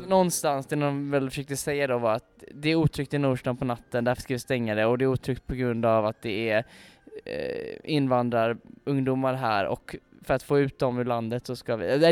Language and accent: Swedish; Gothenburg, Västra Götaland, Sweden; både jag och Samuel är ju infödda göteborgare